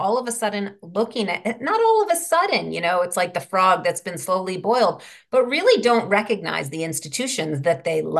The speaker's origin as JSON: {"language": "English", "town": "New York City", "region": "New York", "country": "United States", "tie": "born or raised there", "said": "when I was a kid growing up in Manhattan in the 80s and 90s"}